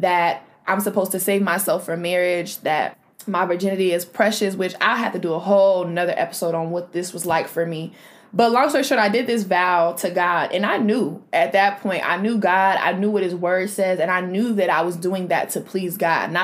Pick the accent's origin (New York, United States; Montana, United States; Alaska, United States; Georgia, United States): New York, United States; Rochester; my city, I'm from Rochester, New York